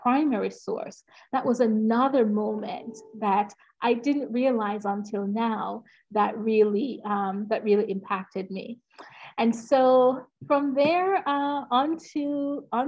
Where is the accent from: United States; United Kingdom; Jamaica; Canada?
Jamaica; I am from Jamaica. And I grew up in, I started the first 10 years of my life. I lived in a small farming town in Jamaica.